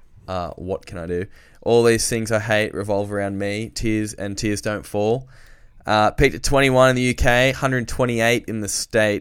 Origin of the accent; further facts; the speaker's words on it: Newcastle, New South Wales, Australia; we're from Newcastle